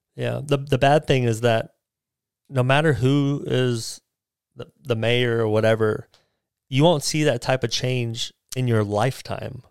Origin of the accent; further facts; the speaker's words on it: United States; I'm American. I was born here, so I'm an American.